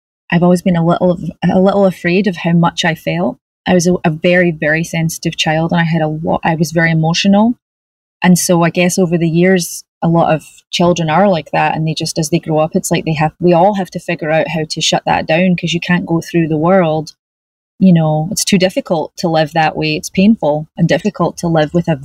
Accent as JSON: {"language": "English", "town": "Glasgow", "region": "Scotland", "country": "United Kingdom", "tie": "born or raised there", "moved": "yes", "lives_now": "California, United States", "said": "I grew up in Glasgow"}